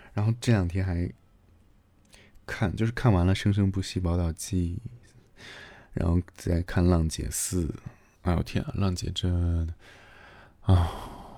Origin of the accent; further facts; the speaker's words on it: Xi'an, Shaanxi, China; 从小在西安长大